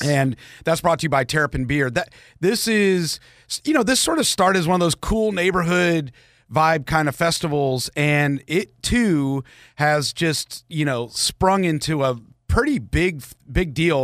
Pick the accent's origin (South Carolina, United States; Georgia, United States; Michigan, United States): Georgia, United States; Marietta; I grew up in Marietta